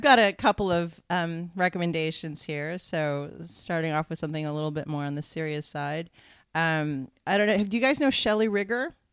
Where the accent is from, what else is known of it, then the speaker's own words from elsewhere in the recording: California, United States; As a Californian